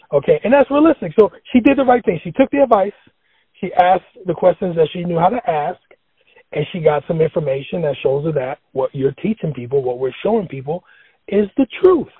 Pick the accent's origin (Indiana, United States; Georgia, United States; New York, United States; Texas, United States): New York, United States; New York City; When I was growing up in the Bronx